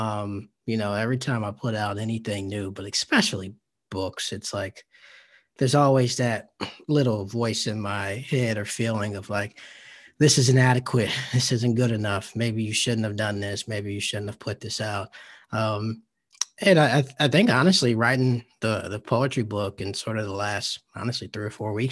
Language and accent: English; the American South, United States; growing up in the South